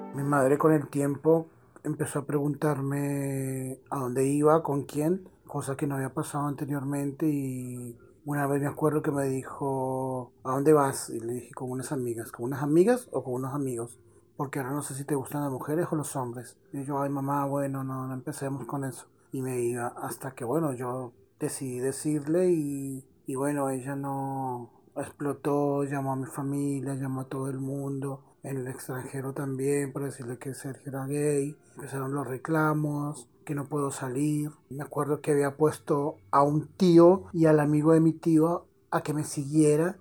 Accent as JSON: {"language": "Spanish", "country": "Colombia", "moved": "as an adult", "lives_now": "Mendoza, Argentina", "said": "represento a Colombia, mi tierra también"}